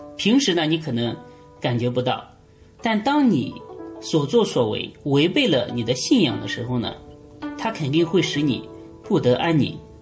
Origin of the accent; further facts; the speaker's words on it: China; 我们中国人很多人都崇拜关于关于爱情